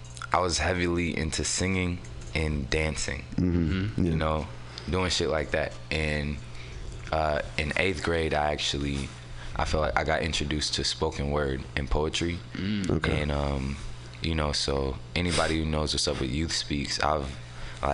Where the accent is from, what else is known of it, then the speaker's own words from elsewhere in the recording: San Francisco, California, United States; also born or lived in Oakland; I was raised out here in San Francisco